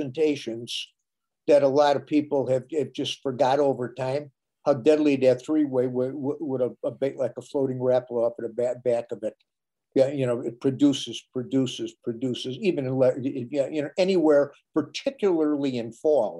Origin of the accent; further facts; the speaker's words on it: Minnesota, United States; My home state of Minnesota